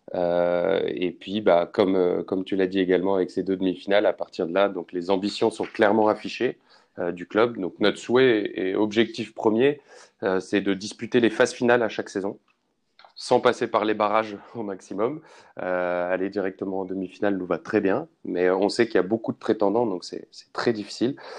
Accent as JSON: {"language": "French", "town": "Nancy", "region": "Grand Est", "country": "France", "tie": "born or raised there", "also_born_or_lived": "Paris", "moved": "yes", "said": "je suis originaire de Nancy"}